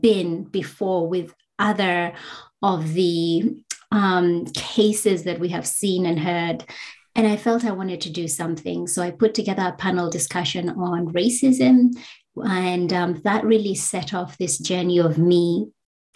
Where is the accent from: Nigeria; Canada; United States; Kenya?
Kenya; now in Australia; I'm a Black migrant woman from Kenya